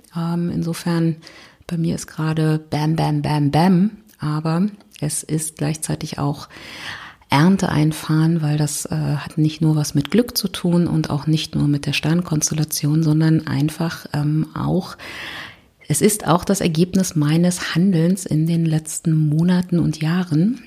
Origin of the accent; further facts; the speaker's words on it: Berlin, Germany; ich komme aus Berlin